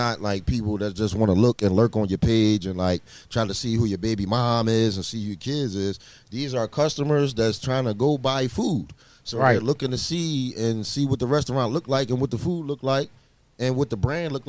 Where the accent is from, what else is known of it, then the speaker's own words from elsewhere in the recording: Philadelphia, Pennsylvania, United States; also born or lived in Houston, Texas; I'm from Houston. Yeah, I was born in Houston, and I moved to Philly when I was like 6 years old. I moved to North Philadelphia, down like 33rd and Fairmount Park and all that.